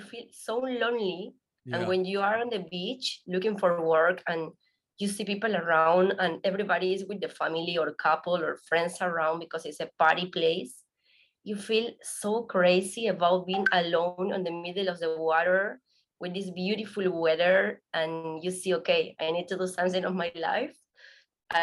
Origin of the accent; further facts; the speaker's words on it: Argentina; English is a second language; moved away as an adult; now in Playa del Carmen, Mexico; my house in Argentina